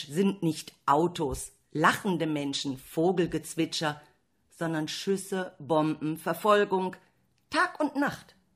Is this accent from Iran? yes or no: yes; Iran; now in Hüllhorst, Germany; ich bin aus dem Iran geflohen.